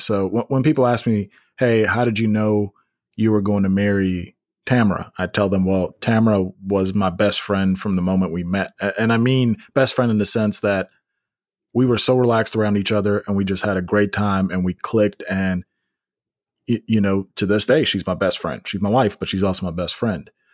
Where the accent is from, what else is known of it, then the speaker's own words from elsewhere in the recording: Memphis, Tennessee, United States; now in Nashville, United States; we're both from Memphis